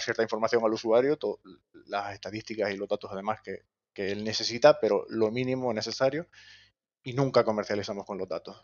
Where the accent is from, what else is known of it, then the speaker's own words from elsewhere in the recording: Gran Canaria, Canary Islands, Spain; moved away; yo soy de Gran Canaria y los estudios los hice allí